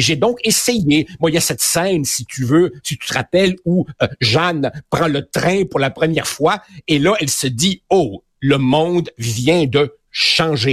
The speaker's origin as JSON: {"language": "French", "region": "Quebec", "country": "Canada", "tie": "born or raised there", "also_born_or_lived": "Uruguay", "said": "quand je suis arrivé ici, j'avais 9 euh, ans. Euh, je te dirais que ma personnalité d'ado, puis d'ado, puis de jeune adulte, elle s'est, elle s'est construite euh, au Québec."}